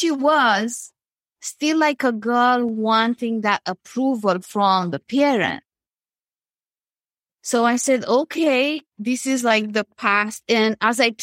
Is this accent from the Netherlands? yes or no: no; Romania; moved away as an adult; now in Canada; I'm originally from Romania and I left and I came to Canada where I live now close to Toronto.